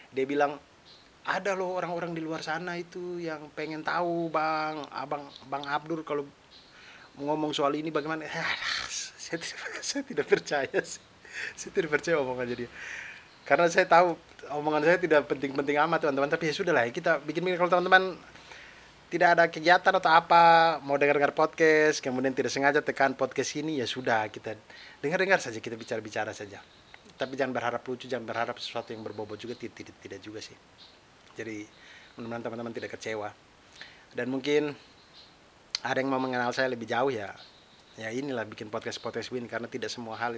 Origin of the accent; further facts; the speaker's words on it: Kupang, East Nusa Tenggara, Indonesia; Nah, itulah tempat asal saya. Saya lahir besar di Kupang, tapi di Wikipedia ditulisnya di Larantuka.